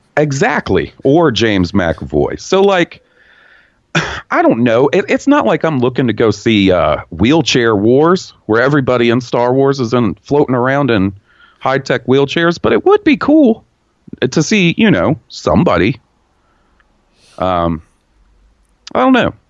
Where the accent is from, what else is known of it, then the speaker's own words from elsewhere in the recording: the Bible Belt, United States; I grew up in the Bible Belt. I've spent my entire 34 years of living in the Bible Belt of America.